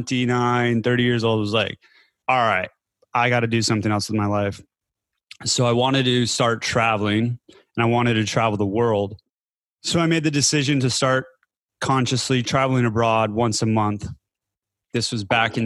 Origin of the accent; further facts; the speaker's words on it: Denver, Colorado, United States; moved away as an adult; also born or lived in California / Berlin, Germany; now in Chiang Mai, Thailand; I'm originally from Denver, Colorado